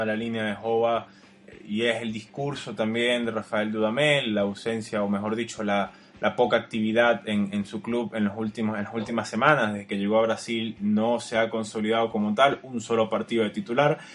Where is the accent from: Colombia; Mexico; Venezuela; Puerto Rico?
Venezuela; somos de acá, de Venezuela